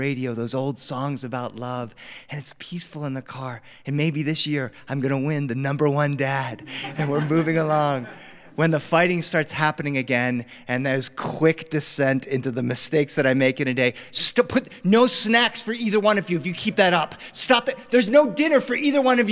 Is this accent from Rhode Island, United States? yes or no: no; Delaware, United States; now in Los Angeles, United States; I grew up on the East Coast. I grew up in Delaware.